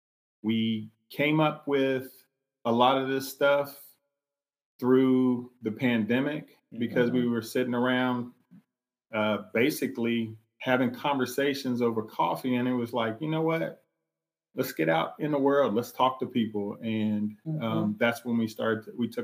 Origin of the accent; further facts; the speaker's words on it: Columbus, Ohio, United States; I grew up in Ohio, Columbus, Ohio. One parent household. It was split. Same. I was raised by my mother.